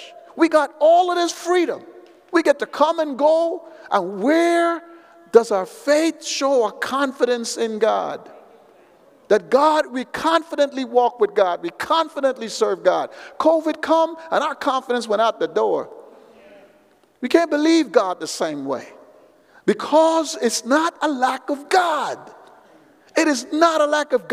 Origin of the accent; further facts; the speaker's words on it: United States; I'm from America